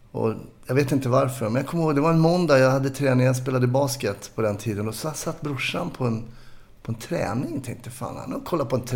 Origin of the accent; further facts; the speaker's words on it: Stockholm, Stockholm County, Sweden; är uppvuxen i Kärrtorp heter det, lite söder om Söder.